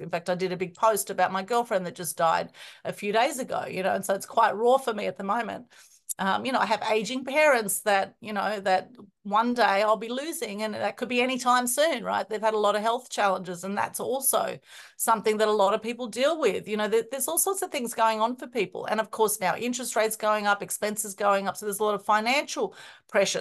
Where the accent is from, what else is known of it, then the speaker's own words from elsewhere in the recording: Melbourne, Victoria, Australia; very interesting growing up, even though I was born in Australia, because I have Greek, Turkish, Ukrainian background